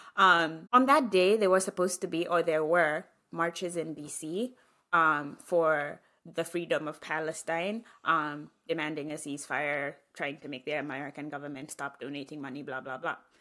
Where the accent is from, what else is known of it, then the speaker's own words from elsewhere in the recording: Kenya; now in Atlanta, United States; I grew up in Kenya